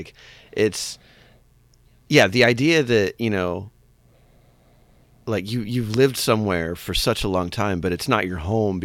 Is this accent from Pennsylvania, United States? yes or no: no; Los Angeles, California, United States; I grew up in the Los Angeles area